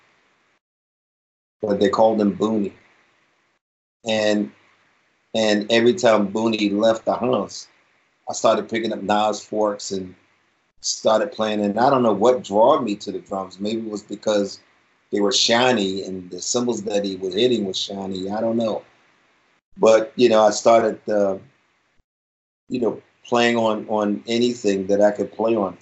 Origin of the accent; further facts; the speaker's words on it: Baltimore, Maryland, United States; I was born and raised right here in Baltimore, right on the east side of Baltimore